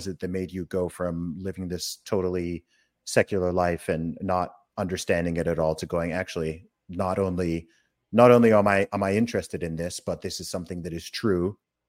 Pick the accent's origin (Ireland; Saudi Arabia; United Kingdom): Saudi Arabia; I grew up in Saudi Arabia from the age of one. So, technically I was in a completely Islamic country, but I grew up very much in the faith and, going to church.